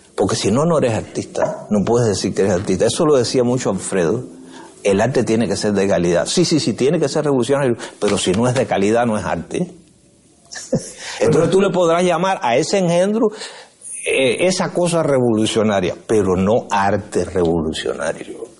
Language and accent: Spanish; San Antonio de los Baños, Artemisa, Cuba; also born or lived in Havana; San Antonio de los Baños, que es mi pueblo